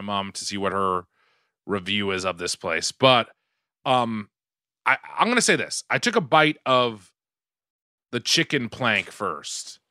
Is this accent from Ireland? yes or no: no; Quincy, Massachusetts, United States; moved away; I grew up in Quincy, Mass